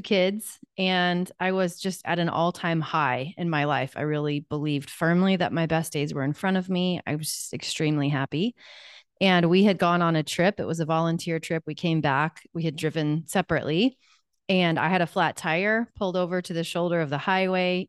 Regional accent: Wichita, Kansas, United States; I'm from Wichita, Kansas. I'm still here. I never left

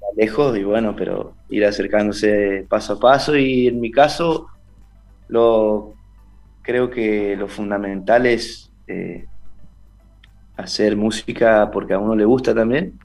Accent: Esquina, Corrientes, Argentina; also born or lived in Buenos Aires; soy de Esquina Corrientes.

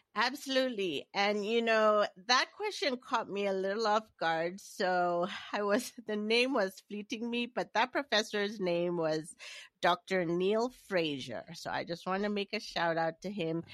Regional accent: Nigeria; moved away as an adult; also born or lived in Maine, United States / Hawaii, United States / Washington, D.C., United States; I am, uh, originally born and raised in Nigeria

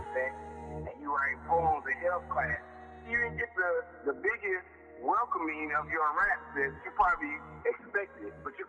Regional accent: Indianapolis, Indiana, United States; We're from Eastside Indianapolis, man.

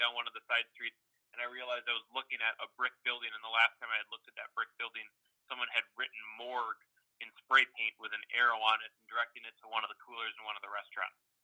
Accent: Wisconsin, United States; accent: Midwestern drawl; also born or lived in North Carolina; I'm originally from Wisconsin

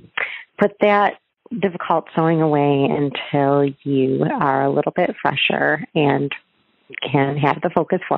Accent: Madison Heights, Michigan, United States; I'm from Madison Heights, Michigan in the U.S.

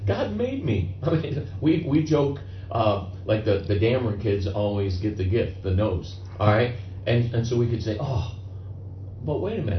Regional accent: Cleveland, Ohio, United States; I grew up in Cleveland

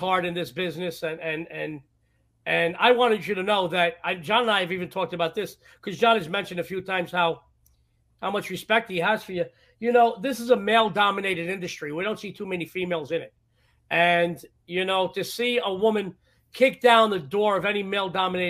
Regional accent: New York, United States; being a New Yorker

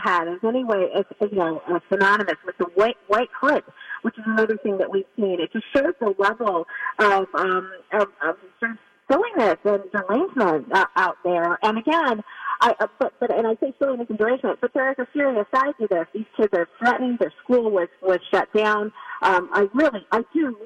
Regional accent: Illinois, United States; now in Washington D.C. area, United States; we grew up in Illinois

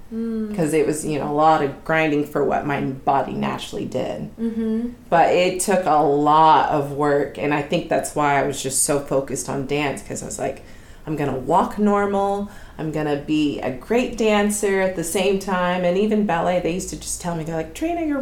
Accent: Dallas, Texas, United States; now in Los Angeles, United States; I grew up in Texas, so, you know, the South is a little different than over here

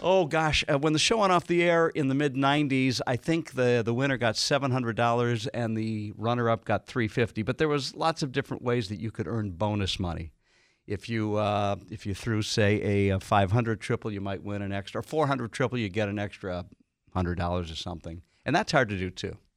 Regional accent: Detroit, Michigan, United States; moved away as an adult; growing up in Detroit

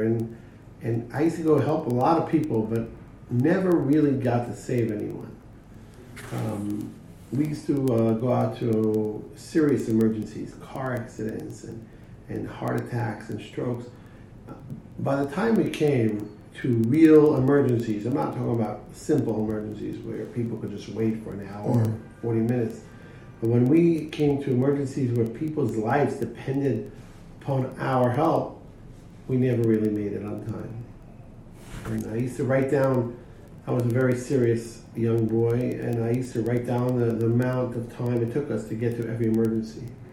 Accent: Jerusalem, Jerusalem District, Israel; I grew up in Jerusalem

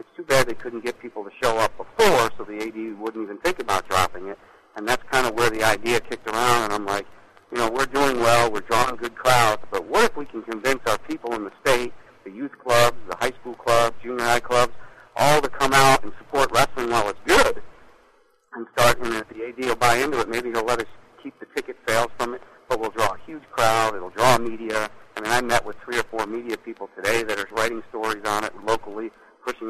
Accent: Florida, United States; I grew up in Florida.

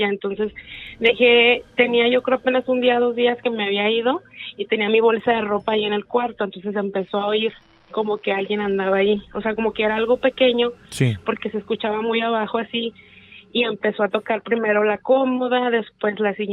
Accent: García, Nuevo León, Mexico; De García.

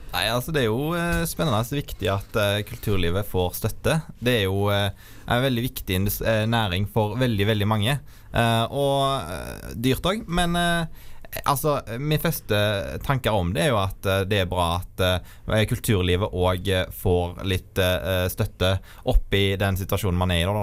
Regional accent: Vindafjord, Rogaland, Norway; Og så kommer jeg fra Vindafjord, en sterk landbrukskommune utenfor Haugesund

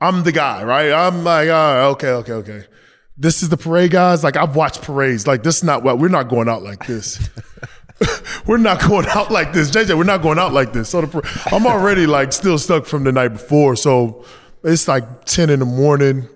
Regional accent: North Carolina, United States; I'm from North Carolina

